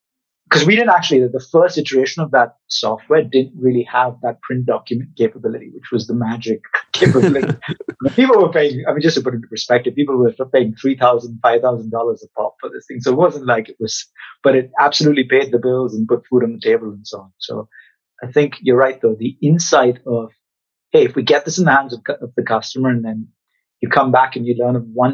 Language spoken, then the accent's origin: English; Mumbai, Maharashtra, India; I grew up in Mumbai